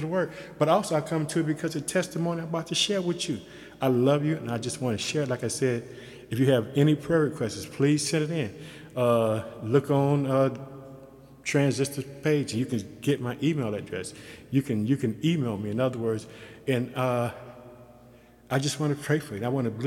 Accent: Chicago, Illinois, United States; moved away as an adult; also born or lived in Yokosuka, Japan; I'm from Chicago

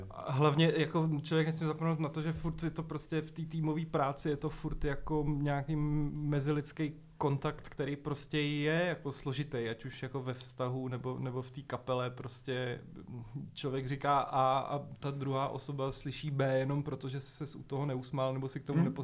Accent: Prague, Czechia; já jsem vyrůstal na letný.

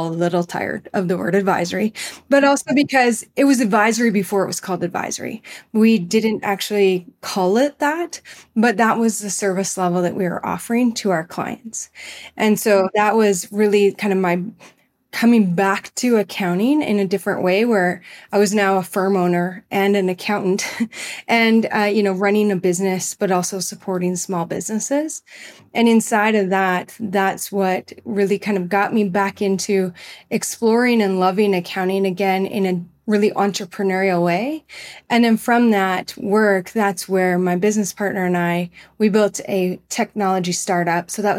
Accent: Manitoba, Canada; the hub of all things greenhouse and flower related for that general area where I grew up in Manitoba and Canada.

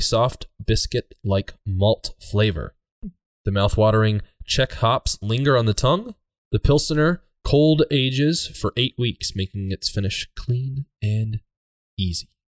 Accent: Red Lodge, Montana, United States; I grew up hanging out in Red Lodge and going to the Bear Tooth Mountains

